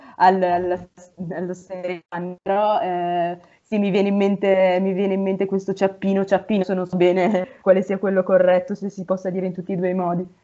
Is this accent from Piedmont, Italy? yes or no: no; Piubega, Lombardy, Italy; vengo da un paese in provincia di Mantova che si chiama Piubega ed è molto molto piccolo